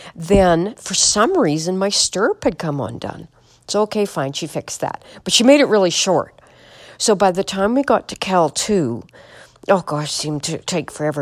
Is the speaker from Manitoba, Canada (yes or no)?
yes; Manitoba, Canada; I'm from Manitoba, Canada.